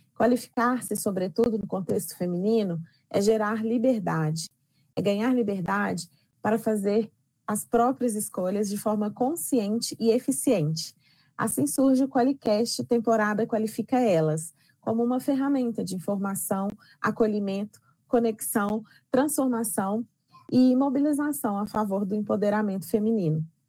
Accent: Belo Horizonte, Minas Gerais, Brazil; eu nasci e moro em Belo Horizonte

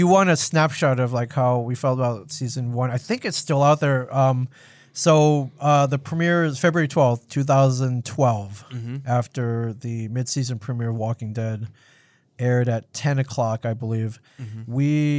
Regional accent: Midwest, United States; where I grew up in the Midwest, it was every line out of me and my friend's mouths when I was growing up was all sarcasm.

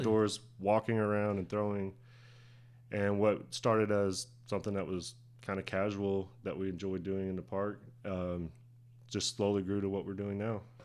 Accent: Durant, Oklahoma, United States; I grew up here in Durant. Pretty much lived here my entire life

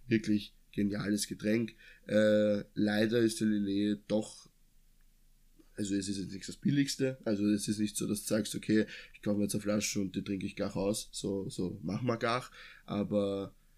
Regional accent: Lower Austria, Austria; dass wir in Anführungszeichen richtig geil aufgewachsen sind, weil wir kommen ja aus Niederösterreich

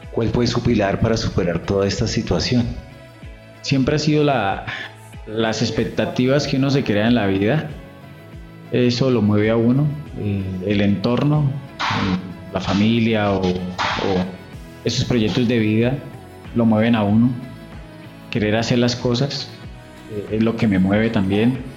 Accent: El Peñón, Cundinamarca, Colombia; Eh, mi primero Gutiérrez … soy del Peñón Cundinamarca, de la región del Río Negro.

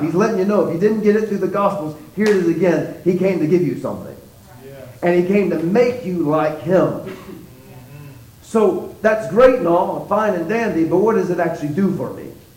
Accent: Texas, United States

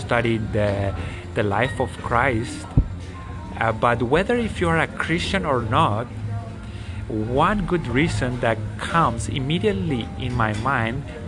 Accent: Paraguay; English is a second language; I am from Paraguay

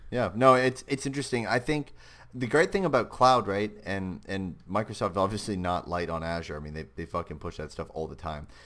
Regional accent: Canada; I'm Canadian

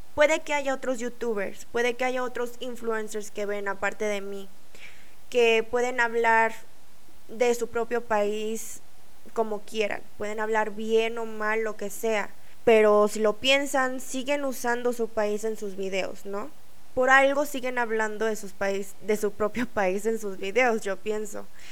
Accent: Mexico; moved away as an adult; also born or lived in South Korea; cuando crecí en México, nuestra cultura asiática

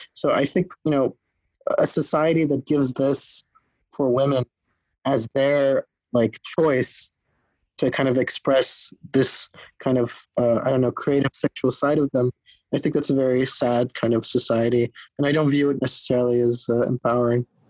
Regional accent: Netherlands; also born or lived in Los Angeles, California; now in Berlin, Germany; I was born in the Netherlands

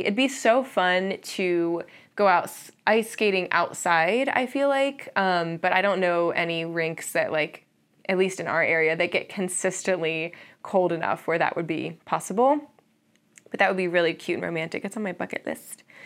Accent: Columbus, Ohio, United States; I'm from Columbus, Ohio, and we live there now

